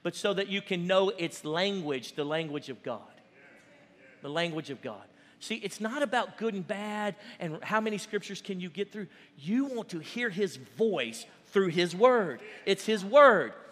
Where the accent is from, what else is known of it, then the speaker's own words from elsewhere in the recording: Cajun, Louisiana, United States; we're Cajun